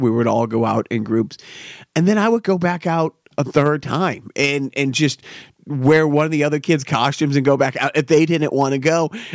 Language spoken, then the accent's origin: English; Wilmington, United States; we grew up in Wilmington